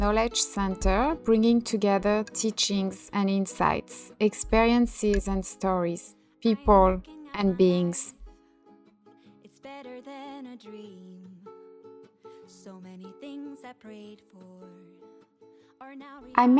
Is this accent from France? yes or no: yes; France; now in United States; I was born in France and I live in the US.